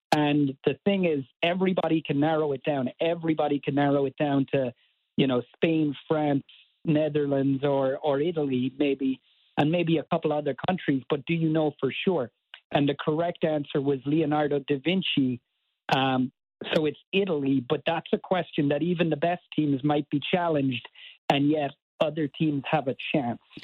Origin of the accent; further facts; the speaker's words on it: Cork, Munster, Ireland; moved away as an adult; now in Baltimore, United States; born and raised in Cork in Ireland